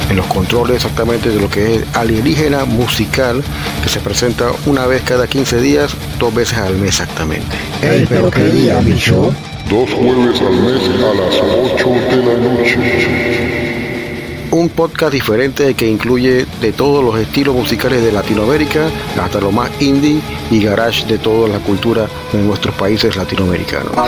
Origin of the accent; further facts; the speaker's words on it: Panama; Nosotros no tenemos un acento definido. Eh, a mí me encuentran acento costeño, colombiano, me encuentran acento peruano. Tengo familia en Perú. Este, y bueno, y otros acentos que son más del trópico, del Caribe. Y es una distinción bastante propia del panameño.